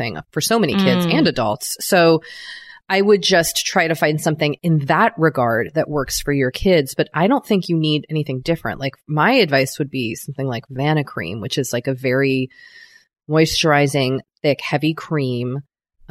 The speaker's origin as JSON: {"language": "English", "region": "New England", "country": "United States", "tie": "born or raised there", "said": "growing up in New England"}